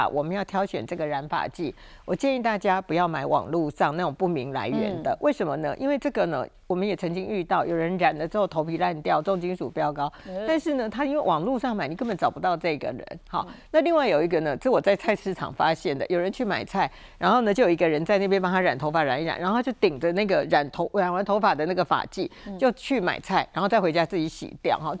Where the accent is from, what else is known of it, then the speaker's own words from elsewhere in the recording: Taiwan; 我常讲哈，我们台湾人很喜欢叫人摊休假